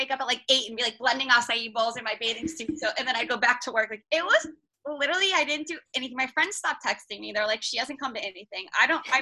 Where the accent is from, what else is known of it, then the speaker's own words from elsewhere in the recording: New Jersey, United States; I'm from New Jersey.